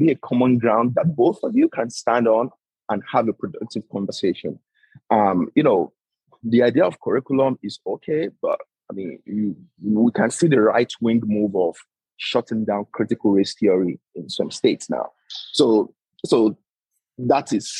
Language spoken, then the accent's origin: English; Nigeria; I'm a Nigerian.